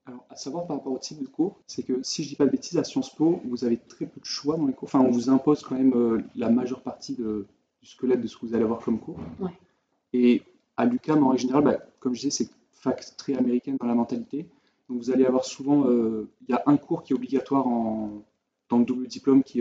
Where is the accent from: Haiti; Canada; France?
France; moved away; en tant que Français